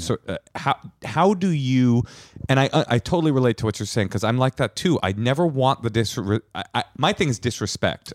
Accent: Oakland, California, United States; I grew up in Oakland

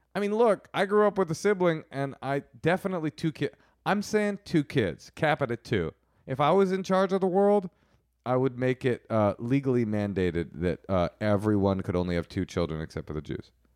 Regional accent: United States; We are American

